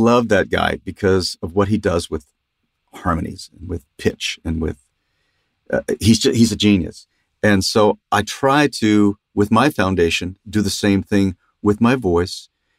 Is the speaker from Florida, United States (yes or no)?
no; Los Angeles, California, United States; also born or lived in Ogden; because I moved away when I was three, and I grew up in San Fernando Valley in Los Angeles area. That's home. So I'm a Valley dude, I guess.